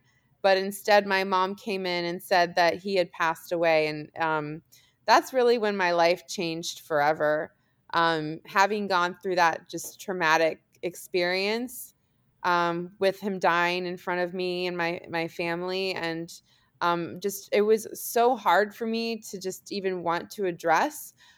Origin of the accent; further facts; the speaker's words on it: Germany; born there; also born or lived in California / Washington DC; I was born in Germany. We lived in California, ended up in the DC area because my dad was at the Pentagon.